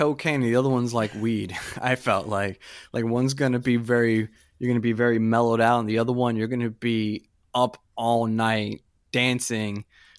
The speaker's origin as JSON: {"language": "English", "country": "Puerto Rico", "said": "And being Puerto Rican, yes."}